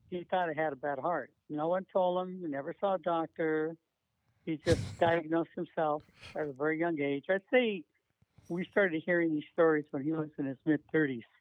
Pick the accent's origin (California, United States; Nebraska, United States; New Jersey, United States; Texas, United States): California, United States; Beverly Hills; I grew up. I'm a kid from Beverly Hills, transplanted to the housing project.